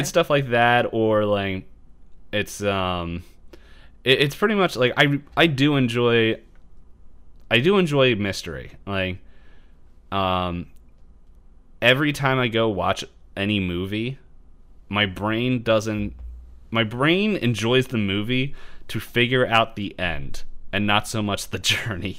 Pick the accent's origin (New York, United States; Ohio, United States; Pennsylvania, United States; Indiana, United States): Pennsylvania, United States; Philadelphia; we're from Philly.